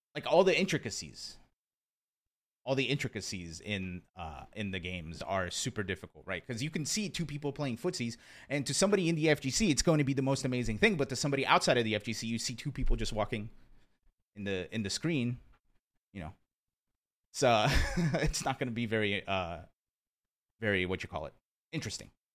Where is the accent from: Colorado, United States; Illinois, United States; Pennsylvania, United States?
Pennsylvania, United States; rural; also born or lived in Brazil; I was born in Brazil, but I grew up in, uh, I grew up in, like, rural Pennsylvania